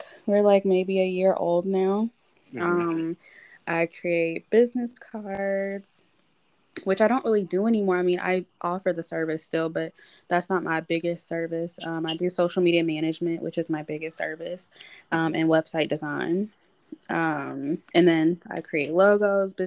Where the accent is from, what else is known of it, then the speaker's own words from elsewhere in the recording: South Carolina, United States; moved away as an adult; now in Atlanta, United States; I'm originally from South Carolina, raised there, grew up there, went to middle school, high school, all that. And then I moved here for college